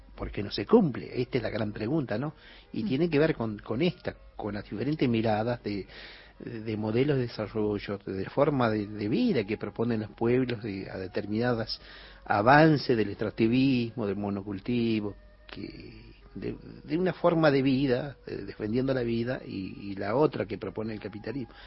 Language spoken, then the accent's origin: Spanish; Cachi, Salta, Argentina; soy del Valle Calchaquí, de Cachi